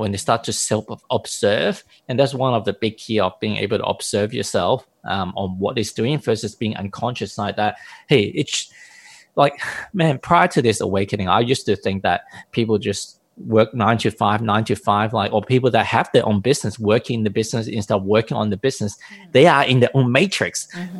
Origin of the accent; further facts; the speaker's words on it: Hong Kong; I come from a Eastern background, but even coming from Hong Kong